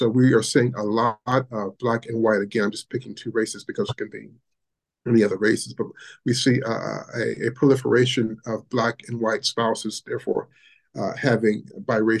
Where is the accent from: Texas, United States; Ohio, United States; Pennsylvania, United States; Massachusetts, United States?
Ohio, United States; as a Black man growing up in Ohio, my parents are from the South in Alabama